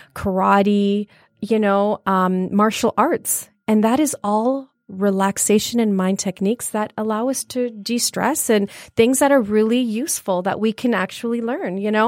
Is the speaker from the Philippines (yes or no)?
no; Brampton, Ontario, Canada; moved away as an adult; also born or lived in Leicester, England; now in Michigan, United States; I was born in England, uh, Leicester, England, and, um, I came about, uh, forty-nine years ago to to Toronto, and I moved to Toronto, and I was raised in Toronto in a wonderful place called Brampton.